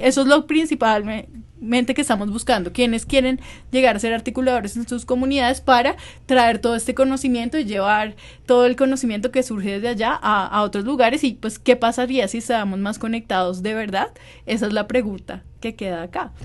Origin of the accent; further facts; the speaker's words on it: Colombia; para volver a mi tierra, yo siempre he tenido esa responsabilidad con hacer cosas en Colombia